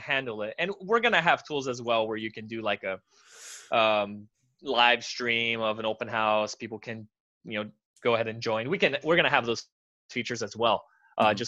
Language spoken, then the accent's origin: English; United States; I was born in America. My parents are Romanian